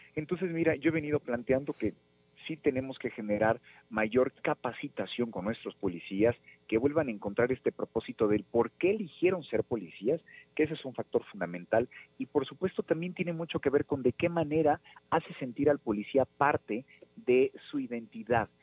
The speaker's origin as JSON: {"language": "Spanish", "town": "Nezahualcóyotl", "region": "State of Mexico", "country": "Mexico", "tie": "born or raised there", "said": "soy nativo de Nezahualcóyotl"}